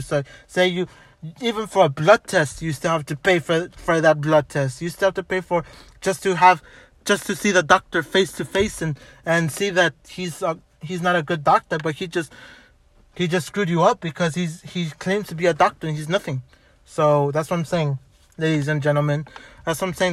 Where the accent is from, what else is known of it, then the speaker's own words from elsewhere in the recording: Los Angeles, California, United States; also born or lived in Montebello, California; I was born in White Memorial